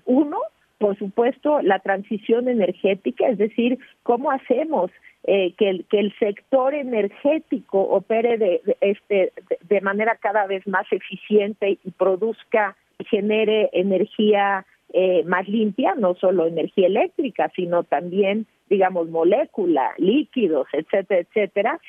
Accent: Mexico; yo soy mexicana

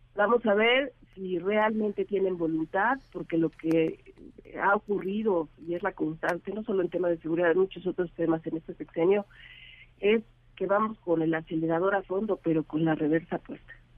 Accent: Mexico; somos todos los mexicanos

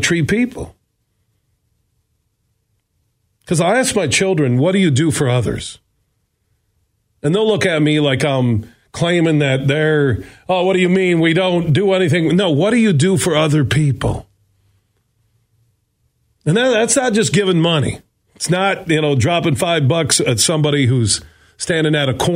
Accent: Burton Heights, Sparta, Michigan, United States; I moved from Burton Heights to Sparta, Michigan

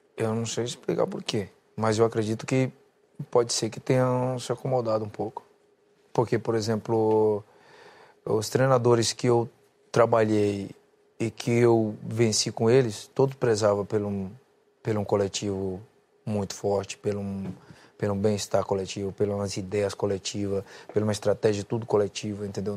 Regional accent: Brazil; moved away; eu me sinto um brasileiro pra caralho

